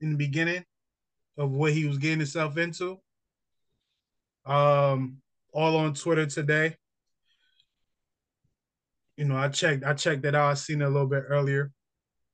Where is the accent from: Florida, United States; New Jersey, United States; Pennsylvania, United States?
New Jersey, United States; moved away; also born or lived in North Carolina; I'm from Jersey.